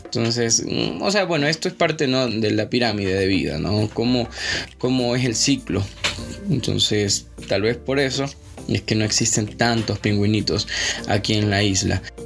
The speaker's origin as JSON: {"language": "Spanish", "country": "Ecuador", "said": "uno como ecuatoriano"}